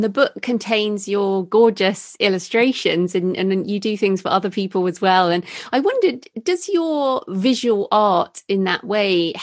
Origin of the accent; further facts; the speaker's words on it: United Kingdom; moved away as an adult; also born or lived in New Zealand / Brisbane, Australia; Being British